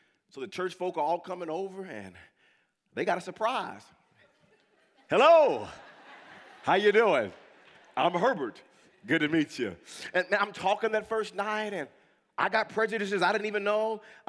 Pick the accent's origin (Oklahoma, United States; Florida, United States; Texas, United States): Oklahoma, United States; Wewoka; also born or lived in California; My parents raised me in Wewoka.